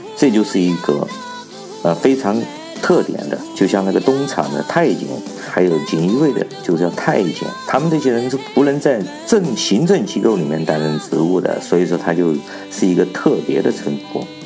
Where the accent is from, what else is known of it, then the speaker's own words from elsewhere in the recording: China; 作为一个中国人，作为一个中国大陆的公民